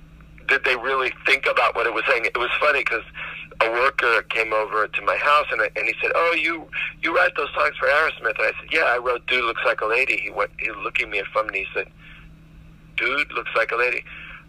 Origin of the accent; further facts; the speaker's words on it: Miami, Florida, United States; that's the project that I grew up in Miami.